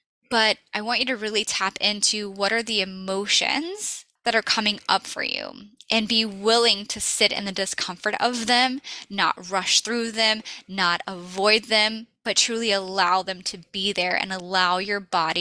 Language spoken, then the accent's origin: English; the South, Southern United States, United States; I'm a Southern girl. I grew up on Southern fried food